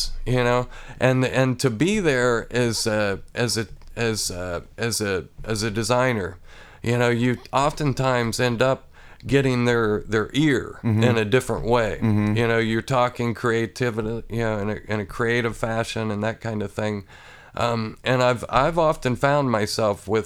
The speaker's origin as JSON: {"language": "English", "town": "Athens", "region": "Ohio", "country": "United States", "tie": "born or raised there", "also_born_or_lived": "Xenia, Ohio", "said": "I moved here when I was 3, and I grew up on a large farm outside of Athens"}